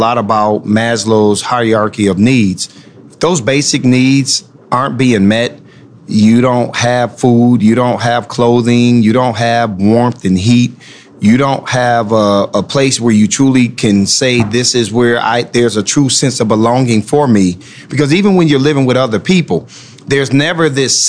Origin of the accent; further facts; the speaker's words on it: Rochester, New York, United States; moved away as an adult; now in Anne Arundel County, United States; I grew up in Rochester, New York